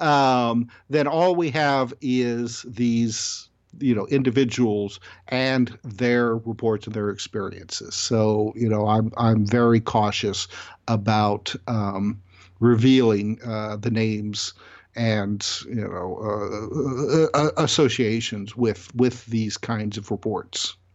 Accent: Indiana, United States; born and raised in Indiana

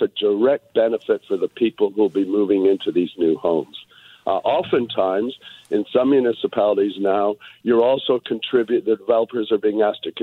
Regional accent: Toronto, Ontario, Canada; now in Vancouver, Canada; I grew up in Toronto and I remember in the 1950s when the subway line opened there

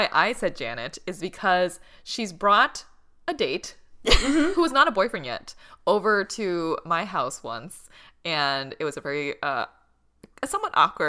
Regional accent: Boston, Massachusetts, United States; I thought it was because I grew up in Boston.

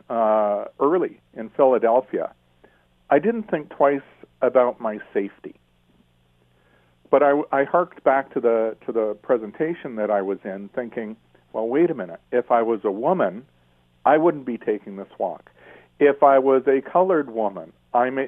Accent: Toronto, Ontario, Canada; I was born in Toronto, and I was brought up in the Jewish part of town

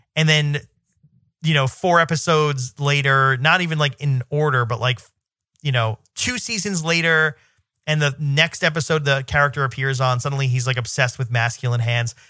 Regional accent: New York, United States; I'm a New Yorker

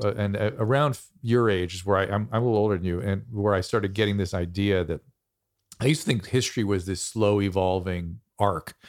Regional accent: United States; I'm American

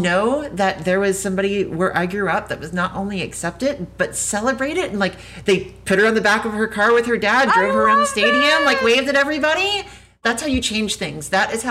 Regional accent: southern Louisiana, United States; only 20 minutes from where I grew up because I'm from Louisiana myself.

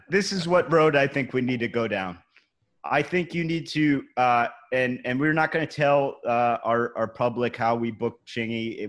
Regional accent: Cleveland, Ohio, United States; now in New York City, United States; I'm from Cleveland. That's where I grew up. We're we're all in New York City now

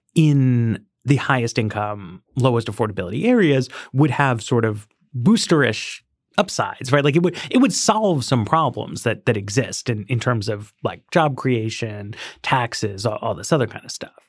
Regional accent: New York City, New York, United States; I grew up in Greenwich Village

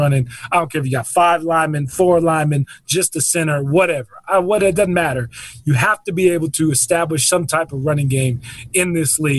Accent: Houston, Texas, United States; Born and raised in Houston

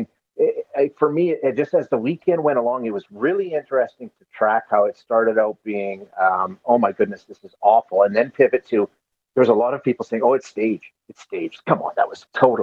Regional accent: Alberta, Canada; I'm born and raised in Alberta

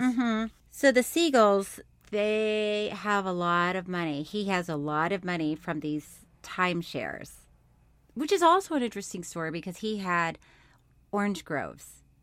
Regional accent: Florida, United States; born or raised there; also born or lived in Orlando, Florida

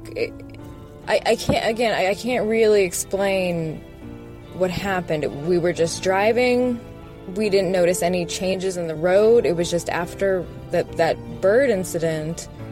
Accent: Las Vegas, Nevada, United States; I'm from Las Vegas

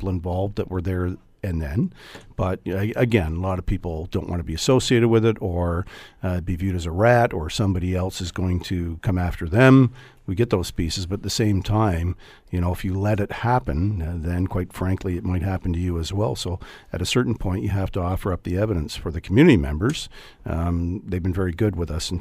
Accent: Hamilton, Ontario, Canada; I grew up in Hamilton

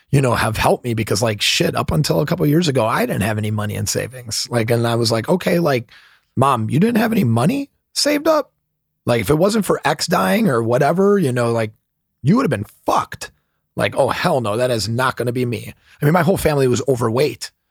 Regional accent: Midwest, United States; I'm a Midwesterner, so believe me, I, I get it.

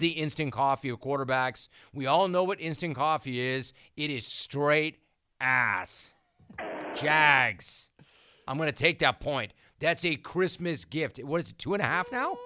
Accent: Los Angeles, California, United States; As a kid growing up in Los Angeles, the Steelers were my favorite team.

